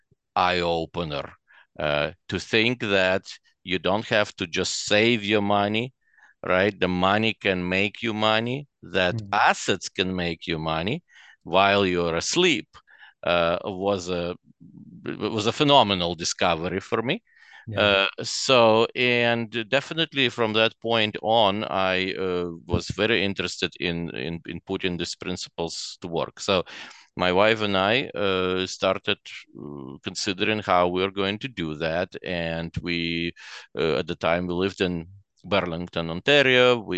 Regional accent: Chernivtsi, Chernivtsi Oblast, Ukraine; also born or lived in Russia; now in Canada; So I was born in Russia. And obviously when I was pretty little still, we moved to a western Ukrainian city of Chernivtsi. So for 16 years after that, I lived in Ukraine, or what at the time was the Soviet Union.

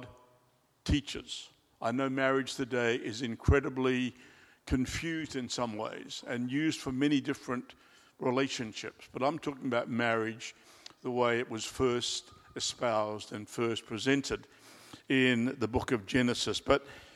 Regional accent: Australia; now in Christchurch, New Zealand; I'm an Australian by birth

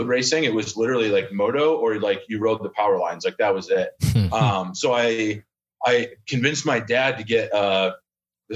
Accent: Portland, Maine, United States; moved away; also born or lived in Limerick, Maine; I grew up in Maine, but my wife's from Arizona

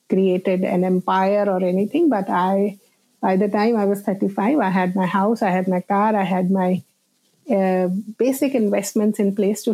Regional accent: India; And I grew up in India in various places because my father worked in the defense.

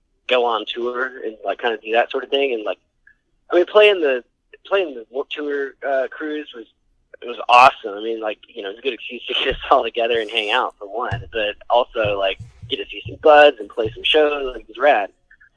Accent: Atlanta, Georgia, United States; We're from Atlanta

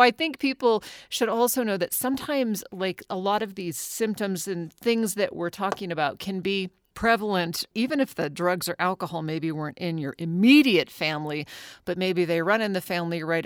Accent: Anchorage, Alaska, United States; I grew up in Anchorage, Alaska. Now I was born oh. there in '72

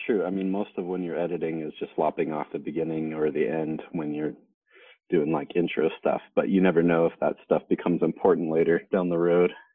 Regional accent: Salinas, California, United States; now in Tucson, Arizona, United States; I grew up in Salinas, California

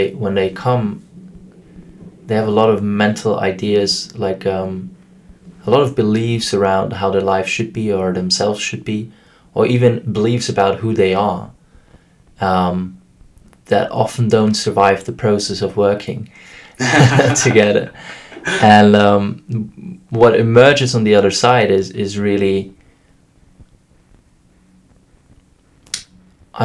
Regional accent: Vienna, Austria; first language German; English is a second language; I come from Vienna, Austria, and my work there is working

